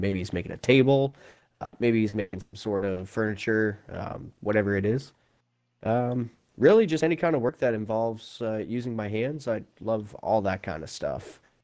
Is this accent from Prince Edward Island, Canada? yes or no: yes; Prince Edward Island, Canada; I come from Canada in a province, not a state, called Prince Edward Island uh, on the East Coast